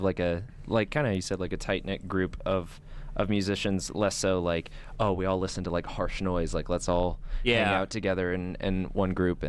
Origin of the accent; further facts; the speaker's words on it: California, United States; moved away; my hometown in California.